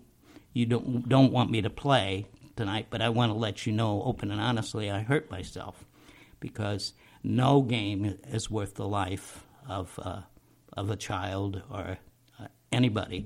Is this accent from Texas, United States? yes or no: no; Illinois, United States; moved away; I'm from Illinois